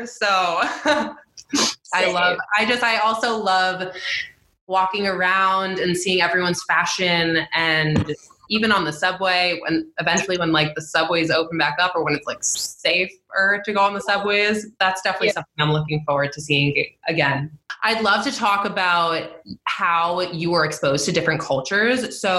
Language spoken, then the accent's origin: English; Long Island, New York, United States; I'm from Long Island, so I wasn't too far away from the city